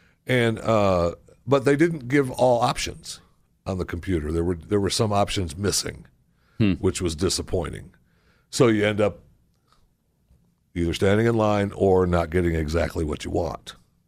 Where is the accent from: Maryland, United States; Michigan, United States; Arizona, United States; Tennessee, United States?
Maryland, United States; Baltimore; I'm from Baltimore. That's where it was written during the War of 1812.